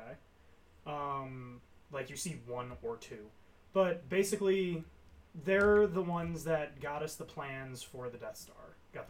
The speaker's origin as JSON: {"language": "English", "country": "United States", "said": "it's spelled to us Americans"}